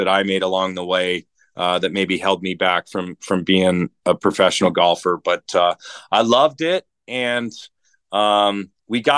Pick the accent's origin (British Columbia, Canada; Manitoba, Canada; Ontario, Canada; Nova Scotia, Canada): Ontario, Canada; Toronto; born and raised in Toronto, Canada